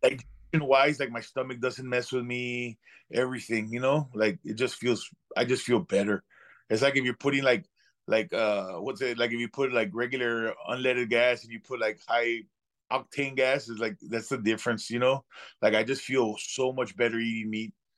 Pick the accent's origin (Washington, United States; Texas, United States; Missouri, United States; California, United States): Texas, United States; Laredo; I'm from Laredo, Texas